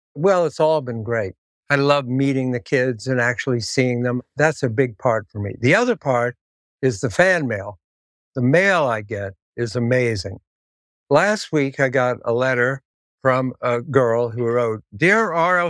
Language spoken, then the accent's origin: English; Columbus, Ohio, United States; moved away; I'm from Columbus, Ohio.